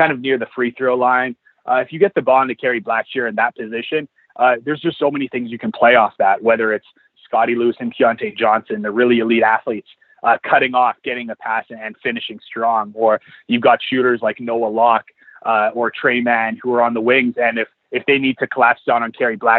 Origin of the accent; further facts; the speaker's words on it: Edmonton, Alberta, Canada; moved away; my hometown team